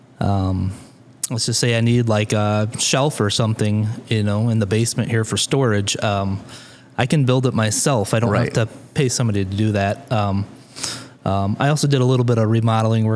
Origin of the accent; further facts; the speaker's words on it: Walnut, Illinois, United States; also born or lived in Morrison, Illinois; now in Sterling, United States; I grew up in Walnut, about 20 minutes south of Rock Falls.